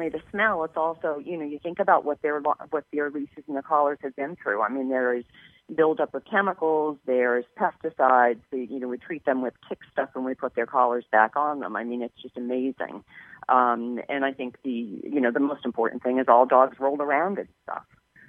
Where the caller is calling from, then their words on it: Plymouth, Massachusetts, United States; From Plymouth, Massachusetts.